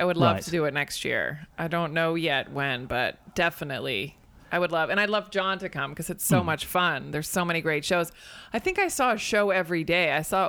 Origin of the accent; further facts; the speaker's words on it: Spain; I mean, I grew up on more of the Spanish side because I grew up in Spain.